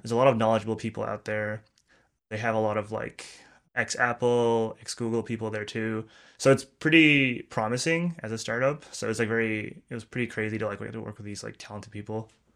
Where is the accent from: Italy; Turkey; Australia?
Turkey; moved away as an adult; also born or lived in Illinois, United States; now in San Francisco, United States; worked back home in Turkey for two years